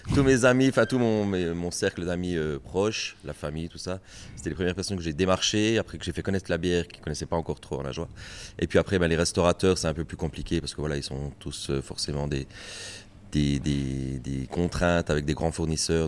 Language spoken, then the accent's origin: French; Ajoie, Jura, Switzerland; dans mon petit chez moi en Ajoie